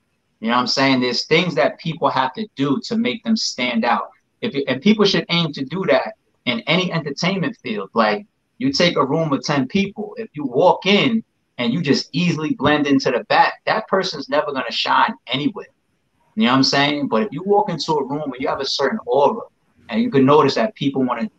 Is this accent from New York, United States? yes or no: yes; New York, United States; A New Yorker, right? You know I'm a New Yorker.